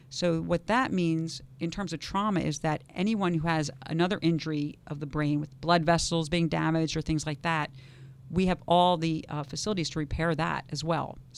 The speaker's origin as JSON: {"language": "English", "region": "New York", "country": "United States", "lives_now": "West Palm Beach, United States", "said": "I came from Harlem in the South Bronx uh, to West Palm Beach, as did he."}